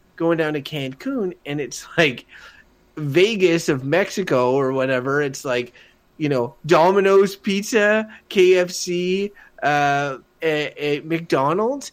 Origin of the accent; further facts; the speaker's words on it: Wakefield, Quebec, Canada; I come from Wakefield, which is a small village